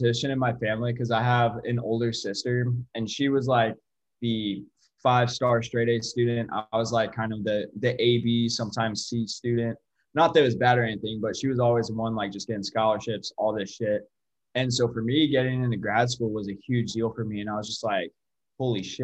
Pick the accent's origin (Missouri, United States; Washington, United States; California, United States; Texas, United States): Missouri, United States; St. Louis; moved away as an adult; now in Springfield, United States; I'm from St. Louis